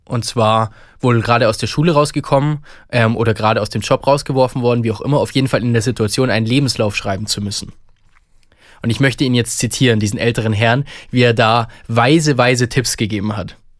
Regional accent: Bavaria, Germany; bei uns in Bayern

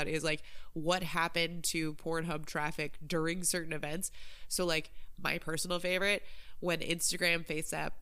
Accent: Midwest, United States; I grew up in the Midwest

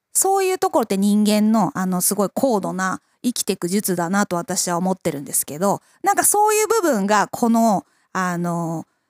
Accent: Makubetsu, Hokkaido, Japan; 私、北海道中川郡 幕別町出身

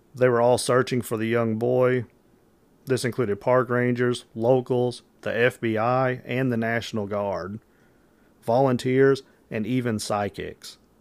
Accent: Metropolis, Illinois, United States; I'm from Metropolis, Illinois is where I'm from

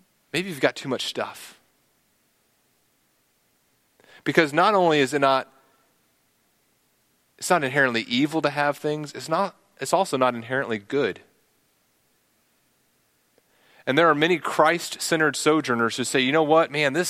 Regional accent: Texas, United States; I'm a Texan

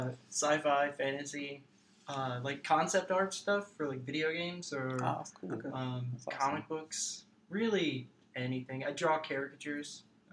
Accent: Kennesaw, Georgia, United States; also born or lived in Cartersville, Georgia / Acworth, Georgia; I am from here. I was born in Kennesaw.

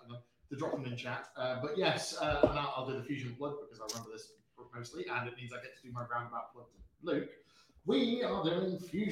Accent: Shropshire, West Midlands, United Kingdom; I'm actually weirdly from the Shropshire Marshes

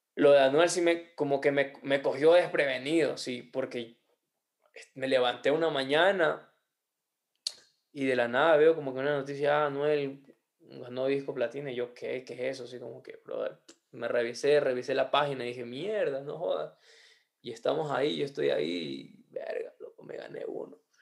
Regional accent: Ecuador; somos ecuatorianos

